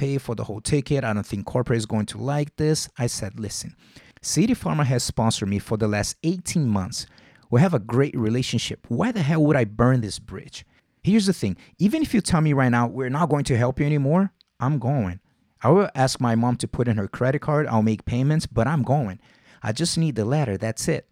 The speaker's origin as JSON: {"language": "English", "region": "Rio de Janeiro", "country": "Brazil", "tie": "born or raised there", "moved": "yes", "said": "I'm born and raised in Vila Isabel"}